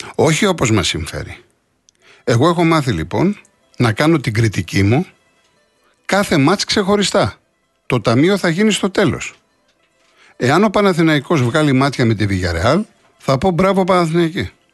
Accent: Greece; Αυτό μας χαρακτηρίζει ως Έλληνες

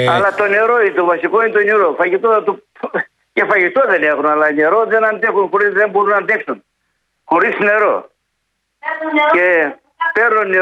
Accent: Marathea, Thessaly, Greece; Είμαι από τη Μαραθέα Καρδίτσας.

